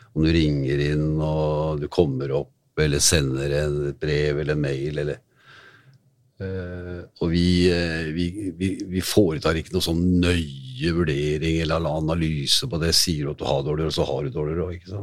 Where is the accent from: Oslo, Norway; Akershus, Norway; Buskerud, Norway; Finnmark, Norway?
Oslo, Norway; var oppvokst i Kristian Wiskes